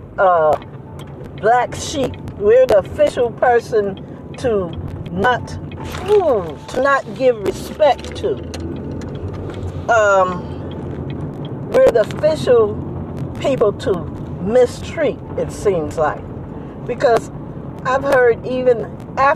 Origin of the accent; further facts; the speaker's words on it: New Jersey, United States; now in Bay Area, United States; I'm from New Jersey